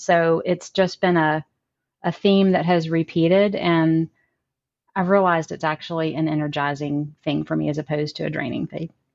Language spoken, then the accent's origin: English; Amory, Mississippi, United States; now in Nashville, United States; I'm from Amory, Mississippi, a really small town in North Mississippi, about four hours from here.